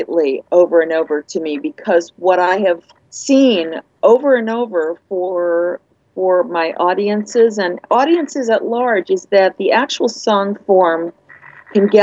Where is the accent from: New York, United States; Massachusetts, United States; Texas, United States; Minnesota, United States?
New York, United States; now in California, United States; I'm a New Yorker